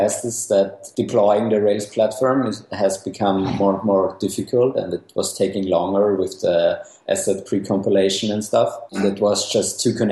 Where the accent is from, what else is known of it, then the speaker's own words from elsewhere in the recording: Austria; I was born in Austria. Uh-huh. And yeah, I also studied here